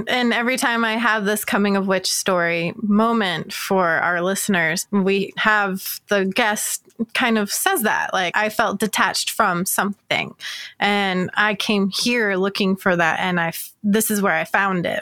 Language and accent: English; North Georgia, United States; now in Phoenix, United States; I grew up in North Georgia